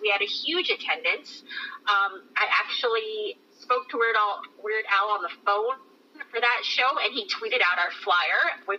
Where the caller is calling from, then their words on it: Minneapolis, Minnesota, United States; I'm calling from Minneapolis, Minnesota